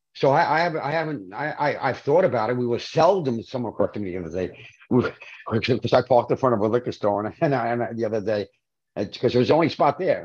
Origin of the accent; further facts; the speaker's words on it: New York City, New York, United States; I'm from Brooklyn